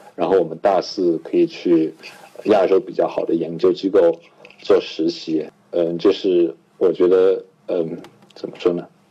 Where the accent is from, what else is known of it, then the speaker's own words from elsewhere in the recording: Chengdu, Sichuan, China; moved away as an adult; also born or lived in Shanghai; now in Pittsburgh, United States; 我是四川人，然后我在成都七中